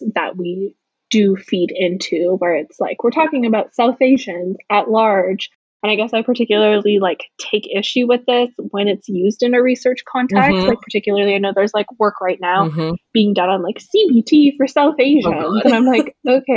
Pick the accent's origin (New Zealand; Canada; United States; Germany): Canada; Winnipeg, Manitoba; I was born and raised in Winnipeg